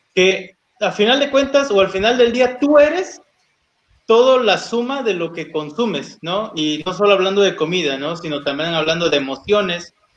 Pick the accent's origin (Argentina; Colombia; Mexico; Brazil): Mexico; Oaxaca; moved away; como yo soy de Oaxaca, me traigo chocolate de allá